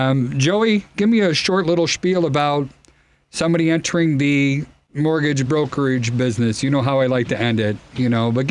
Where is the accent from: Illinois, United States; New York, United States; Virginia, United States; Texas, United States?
Illinois, United States; Chicago; accent: Chicago; I hate my horrible Chicago accent that comes in there.